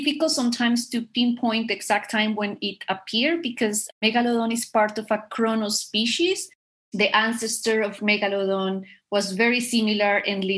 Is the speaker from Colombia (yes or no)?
yes; Bogotá, Bogotá Capital District, Colombia; I am from Colombia. And I am from Bogota, which is the capital city.